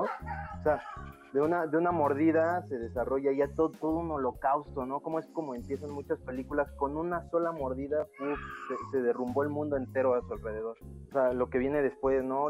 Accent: Mexico; yo soy mexicano

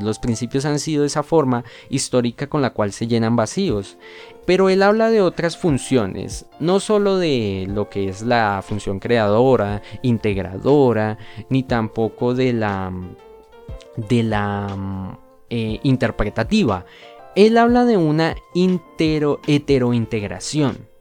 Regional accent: Colombia; nosotros como colombianos

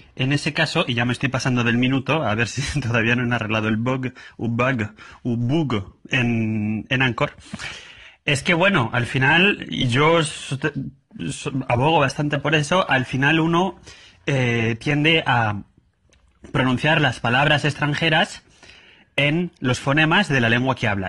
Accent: Madrid, Community of Madrid, Spain; yo lo pronuncio mal, como madrileño

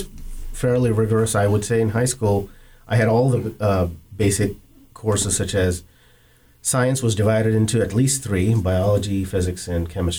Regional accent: Hassan, Karnataka, India; accent: Indian; first language Kannada; English is a second language; moved away as an adult; also born or lived in Bangalore / Mississippi / Chicago; now in United States; And I was born in a small town called Hassan. That's where my grandfather was from and my grandmother.

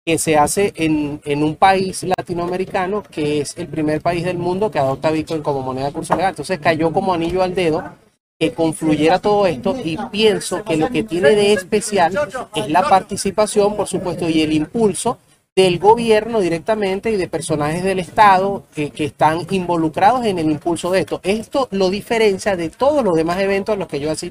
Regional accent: Venezuela; now in Colombia; eh, yo soy venezolano, jugado financiero, he trabajado con el mundo de las criptomonedas de hace ya seis años. Eh, estoy residenciado en Colombia

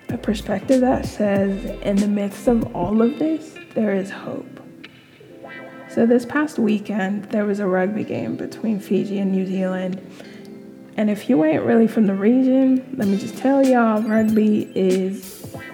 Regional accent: California, United States; being in this country, being back here, like I grew up in California and then moving back

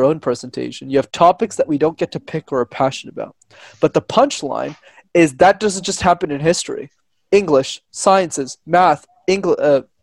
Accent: Montreal, Quebec, Canada; I grew up in Montreal, where I'm from

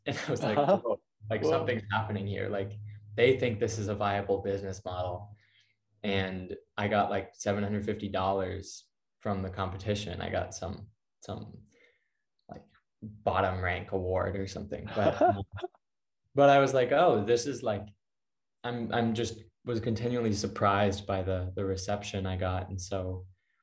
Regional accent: Ann Arbor, Michigan, United States; moved away; Ann Arbor is my hometown

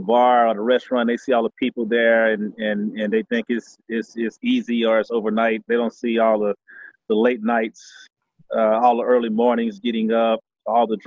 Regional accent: Houston, Texas, United States; from Houston, Texas. Born and raised here. Grew up on the north side of town.

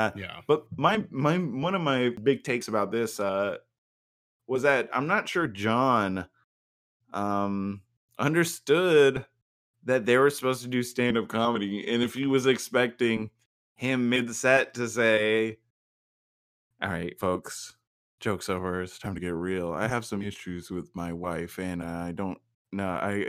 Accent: Brooklyn, New York, United States; I grew up in Brooklyn. She grew up in the suburbs.

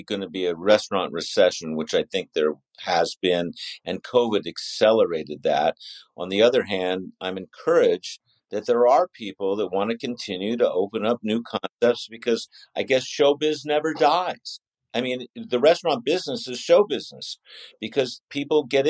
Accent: San Francisco, California, United States; I grew up in San Francisco

